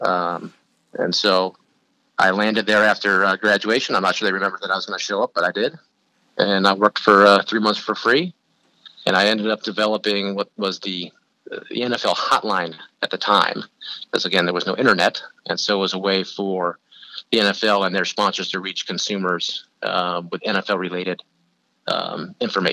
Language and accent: English; San Francisco, California, United States; moved away as an adult; also born or lived in Oxford, Ohio; now in Chicago, United States; I grew up in California, ended up in Oxford, Ohio